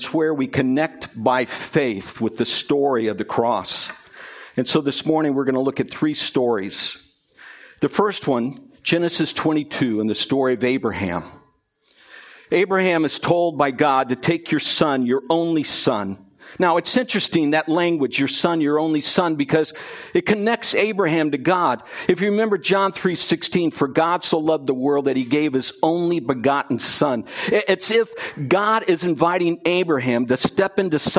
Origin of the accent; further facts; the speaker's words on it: England, United Kingdom; I'm from England